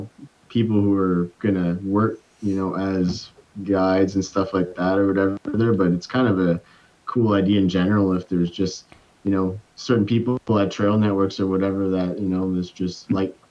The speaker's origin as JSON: {"language": "English", "town": "Dalhousie", "region": "New Brunswick", "country": "Canada", "tie": "born or raised there", "also_born_or_lived": "Newfoundland", "said": "I ended up moving back to New Brunswick, to my hometown, Dalhousie, which is just 15 minutes away from Campbellton"}